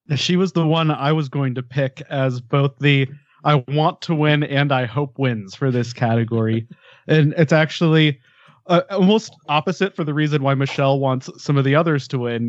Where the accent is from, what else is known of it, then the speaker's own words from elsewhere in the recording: Denver, Colorado, United States; moved away as an adult; now in Ventura, United States; I grew up in Denver and it was home for a very long time. Uh, but now I'm I'm Ventura by the beach